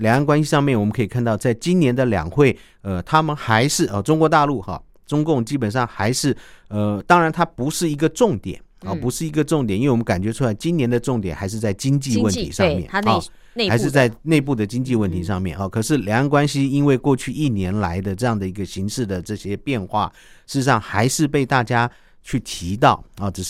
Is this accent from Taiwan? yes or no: yes; Taiwan; 我们要非常的去。去呼应我们台湾人民的想法，